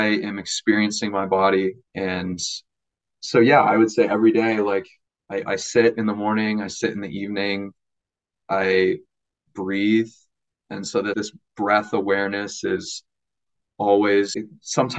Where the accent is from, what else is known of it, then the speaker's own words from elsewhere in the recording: Minnesota, United States; moved away as an adult; now in Madison, United States; I'm from Minnesota